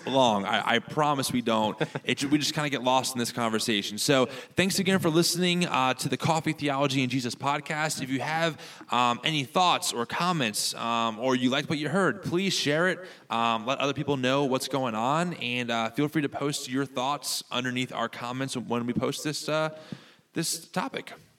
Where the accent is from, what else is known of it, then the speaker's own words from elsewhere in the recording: United States; as American Christians